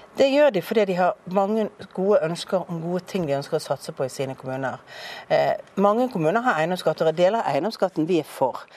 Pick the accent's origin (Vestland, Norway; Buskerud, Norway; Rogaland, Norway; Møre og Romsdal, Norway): Vestland, Norway; Bergen; born or raised there